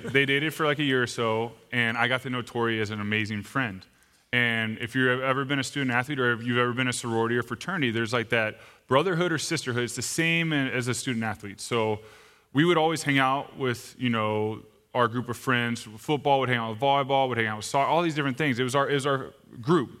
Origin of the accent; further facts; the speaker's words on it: Austin, Texas, United States; moved away as an adult; also born or lived in Arizona; I'm originally from Austin, Texas